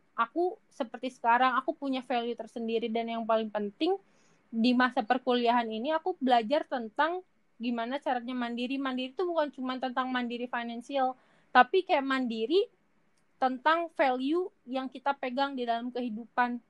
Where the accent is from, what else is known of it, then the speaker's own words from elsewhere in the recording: Majalengka, West Java, Indonesia; moved away as an adult; aku dari Majalengka